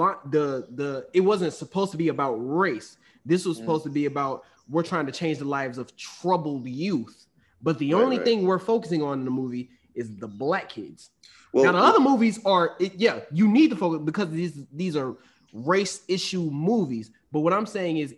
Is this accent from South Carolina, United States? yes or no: no; Southern Arkansas, United States; I'm from Arkansas, born and raised in Arkansas. Southern Arkansas